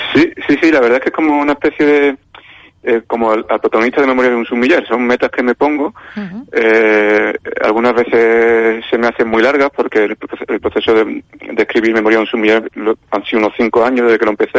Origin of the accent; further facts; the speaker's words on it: Málaga, Andalusia, Spain; now in Valladolid, Spain; yo ahora vivo en Valladolid, pero soy malagueño